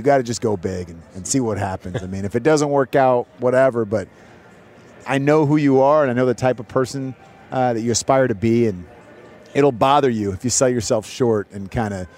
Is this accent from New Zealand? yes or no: no; Bay Area, California, United States; moved away; I grew up in the Bay Area during the 49ers dynasty